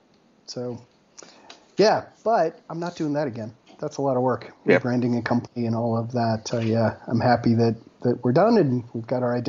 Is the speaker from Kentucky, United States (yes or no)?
no; Colorado, United States; moved away as an adult; I grew up in Colorado. I've got family here